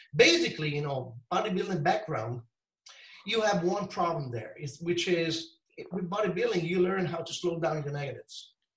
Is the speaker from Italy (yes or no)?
yes; Italy; Of course, I'm from Italy. Uh, always born here, lived here all the time